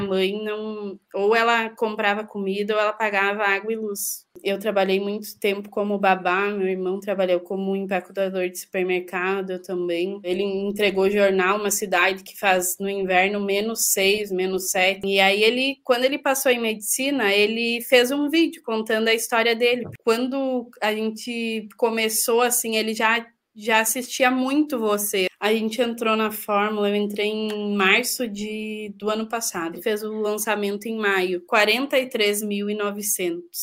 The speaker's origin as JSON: {"language": "Portuguese", "region": "interior of Rio Grande do Sul", "country": "Brazil", "tie": "born or raised there", "said": "A gente é do interior do Rio Grande do Sul, uma cidade de 12 mil habitantes, e viveu muito precário"}